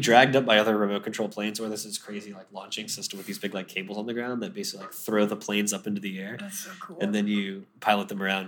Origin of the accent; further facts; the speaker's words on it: Deltona, Florida, United States; I grew up in a suburb of Orlando called Deltona